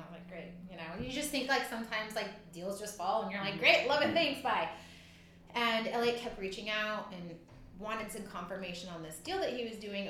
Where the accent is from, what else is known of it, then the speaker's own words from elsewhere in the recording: Southern California, United States; moved away; I'm from Southern California